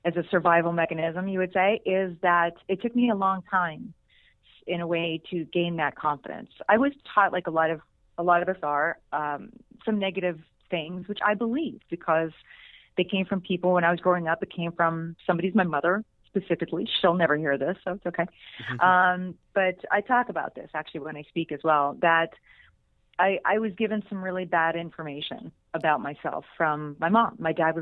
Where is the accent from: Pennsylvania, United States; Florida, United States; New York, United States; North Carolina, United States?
Pennsylvania, United States; Pittsburgh; moved away; I'm still just this little girl from outside of Pittsburgh, Pennsylvania in my mind. but that's where I'm from